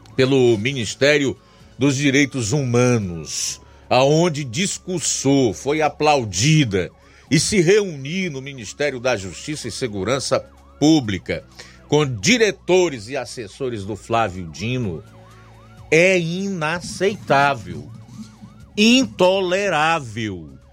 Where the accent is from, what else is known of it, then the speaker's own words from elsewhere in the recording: Ceará, Brazil; como cearenses que somos e vivemos neste solo, nestas plagas